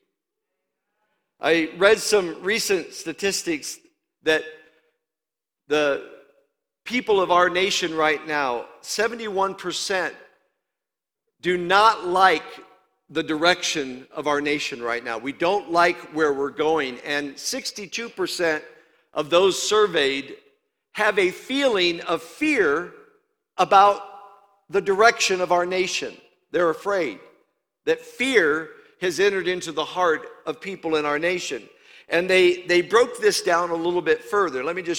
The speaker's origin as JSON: {"language": "English", "region": "Indiana", "country": "United States", "also_born_or_lived": "Louisiana", "moved": "yes", "said": "I'm from Iowa, Indiana"}